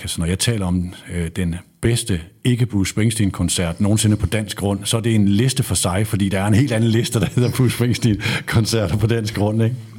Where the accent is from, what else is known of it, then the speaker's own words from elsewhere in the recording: North Jutland, North Denmark Region, Denmark; jeg er fra Nordjylland